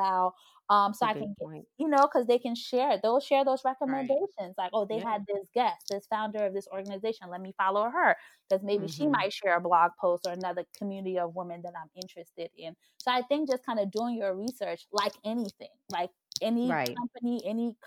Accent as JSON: {"language": "English", "country": "Côte d’Ivoire", "tie": "born or raised there", "said": "I was born in the Ivory Coast."}